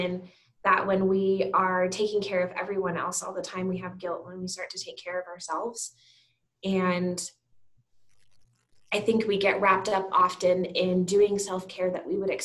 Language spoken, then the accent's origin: English; Teller County, Colorado, United States; I grew up in Colorado, up in Teller County.